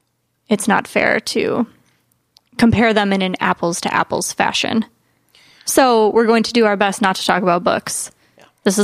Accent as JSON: {"language": "English", "country": "United States", "said": "I'm American and I read I read the American book and saw the American movie."}